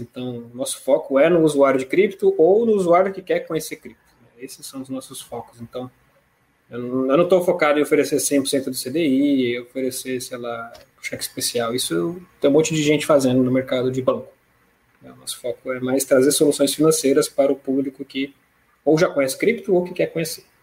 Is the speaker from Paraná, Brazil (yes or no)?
no; São Paulo, Brazil; moved away as an adult; now in Rio de Janeiro, Brazil; mas eu sou paulista, né, criado na capital de São Paulo